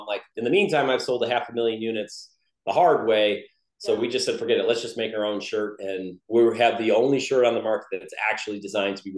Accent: Wisconsin, United States; moved away as an adult; also born or lived in Los Angeles; We are south now. Yeah, we're originally from Wisconsin

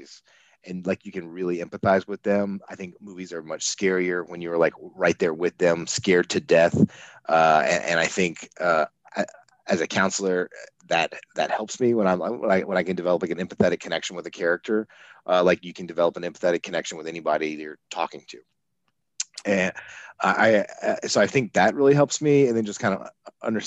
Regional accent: outside of Atlanta, Georgia, United States; where I grew up outside of Atlanta.

